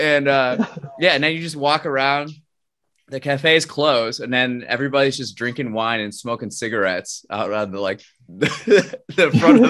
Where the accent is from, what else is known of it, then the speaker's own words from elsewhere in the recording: United States; I have my experiences as an American, and I approach my life raised by American culture.